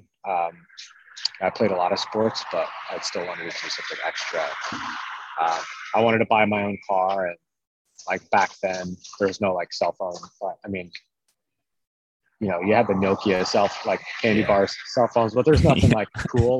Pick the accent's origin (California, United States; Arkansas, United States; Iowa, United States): Iowa, United States; now in Clark, United States; I'm originally from Iowa